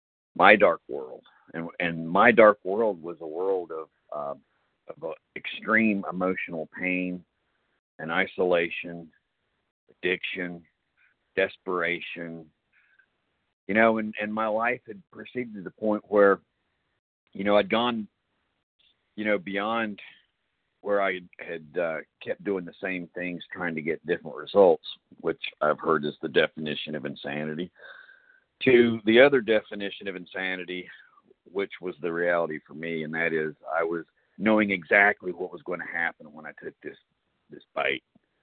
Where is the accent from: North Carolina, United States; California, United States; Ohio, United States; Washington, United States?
North Carolina, United States; Cary; I am a recovered compulsive overeater. Indeed, I am from Cary, North Carolina, also about a mile down the road from Ken.